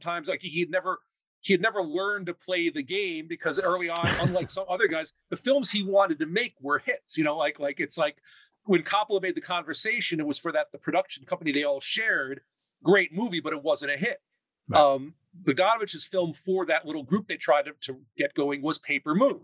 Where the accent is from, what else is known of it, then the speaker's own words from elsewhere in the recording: New York City, New York, United States; I was raised in Staten Island, New York, which is just a ferry ride from Manhattan